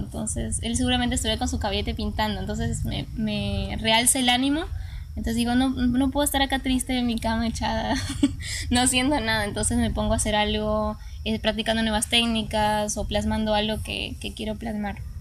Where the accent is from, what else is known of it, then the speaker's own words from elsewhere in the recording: Rincón de los Sauces, Neuquén, Argentina; moved away; mi niñez viví en Argentina, en la Patagonia